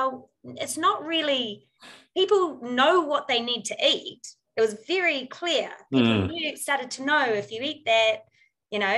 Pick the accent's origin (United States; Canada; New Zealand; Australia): New Zealand; our qualifications as a Kiwi over here over in the US